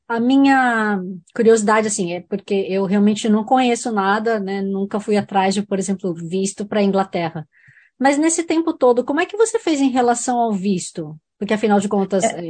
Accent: Brazil; moved away; eu sou brasileira

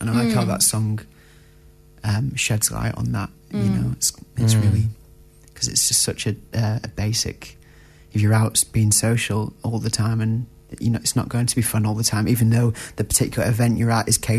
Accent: Manchester, North West England, United Kingdom; also born or lived in Auckland; now in New Zealand; I'm from Manchester.

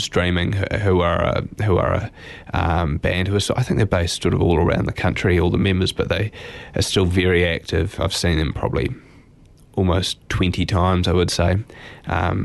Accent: Auckland, New Zealand; moved away as an adult; also born or lived in Dunedin; I grew up in Auckland, and I actually studied music for a year at the University of Auckland, and I sort of wanted a bit of a change, so I moved to Dunedin

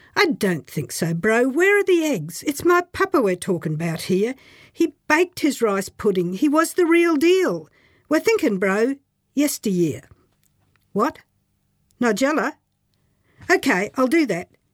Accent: Queensland, Australia; now in New Zealand; In rural Australia, where I grew up, clear enunciation wasn't the norm

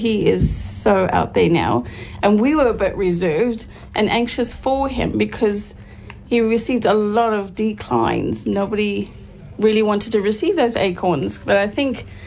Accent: Zimbabwe; moved away as an adult; now in Hamilton, New Zealand

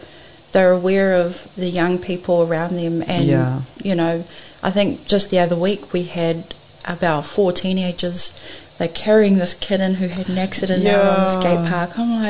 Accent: Norton, Auckland, New Zealand; Yeah, I was maybe 10 when we moved into the neighbourhood.

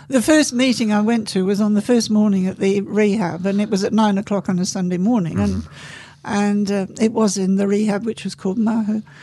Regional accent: England, United Kingdom; I was born in England

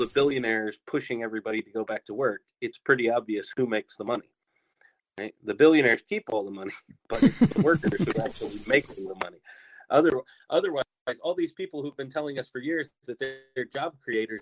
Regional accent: United States; also born or lived in Hong Kong; now in Tokyo, Japan; particularly in my home country, the U.S.

